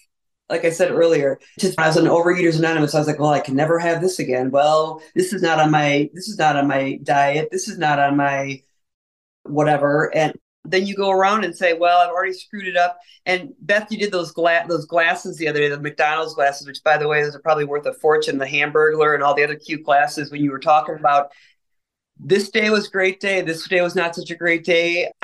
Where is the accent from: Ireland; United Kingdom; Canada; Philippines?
Ireland; I'm an Irish person, so I couldn't be more stereotypical drinker, potato eater, all of the above.